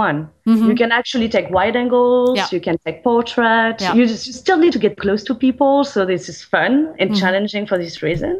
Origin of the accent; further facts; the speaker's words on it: France; also born or lived in Chicago; now in London, United Kingdom; currently based in London. I spend a lot of time as well in Chicago, and I am from France